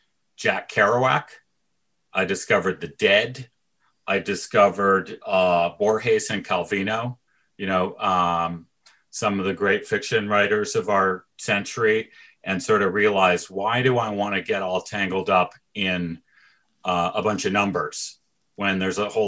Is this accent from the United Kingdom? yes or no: no; Toronto, Ontario, Canada; moved away as an adult; I'm from Toronto